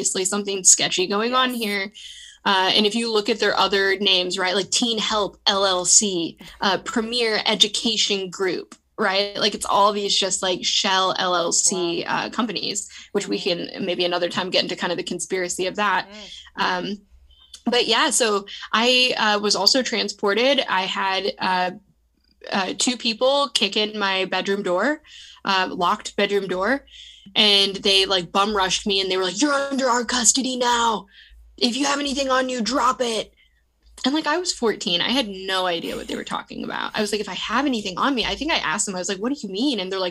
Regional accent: San Diego, California, United States; I was growing up in San Diego, California

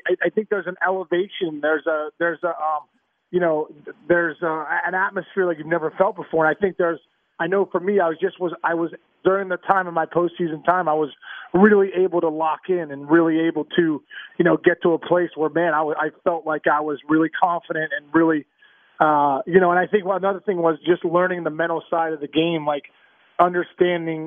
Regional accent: Pittsburgh, Pennsylvania, United States; I grew up in Pittsburgh

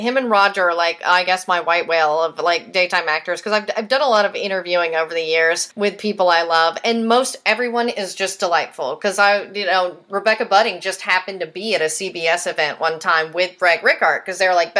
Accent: Texas, United States; because I grew up in Texas.

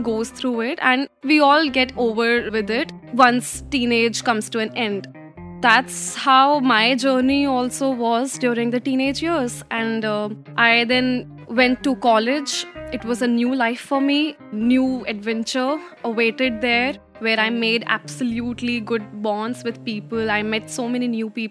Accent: New Delhi, Delhi, India; also born or lived in Uttarakhand; I was born and brought up in Delhi. My family hails from Uttarakhand.

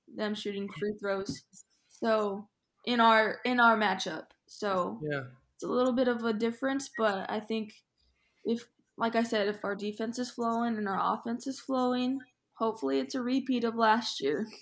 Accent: Phoenix, Arizona, United States; moved away as an adult; now in Chicago, United States; I'm from Phoenix

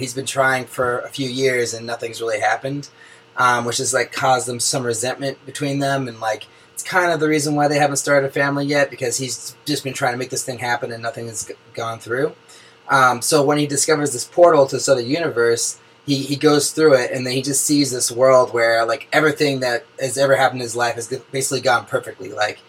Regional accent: Oakland, California, United States; Just a little background on me first. I'm a filmmaker from Oakland, California.

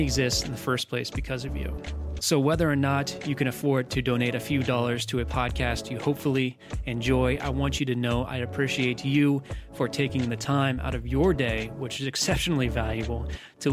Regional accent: United States; I'm American

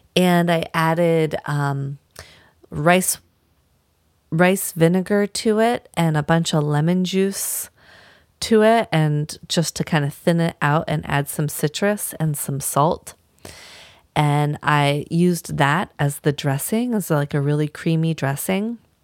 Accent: Vermont, United States; moved away as an adult; also born or lived in Washington State; now in Maine, United States; growing up in Vermont my whole life.

